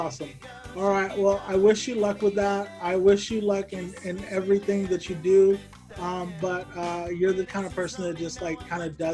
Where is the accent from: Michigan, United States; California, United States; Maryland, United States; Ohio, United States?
California, United States; Bakersfield; my hometown Bakersfield.